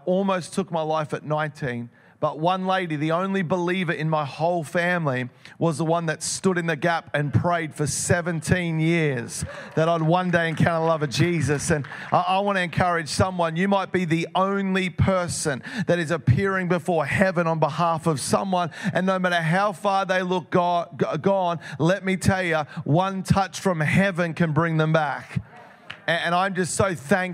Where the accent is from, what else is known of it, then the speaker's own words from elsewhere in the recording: Melbourne, Victoria, Australia; I grew up in Melbourne